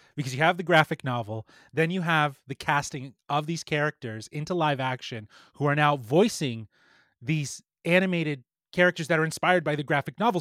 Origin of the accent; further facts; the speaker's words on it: Toronto, Ontario, Canada; we're from Toronto